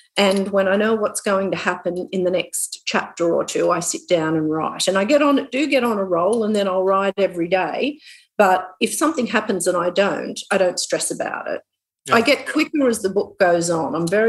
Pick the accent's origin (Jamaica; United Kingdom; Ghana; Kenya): United Kingdom; Newcastle, North East England; So at the moment I'm actually writing another crime novel, and it's set in Newcastle, in my hometown.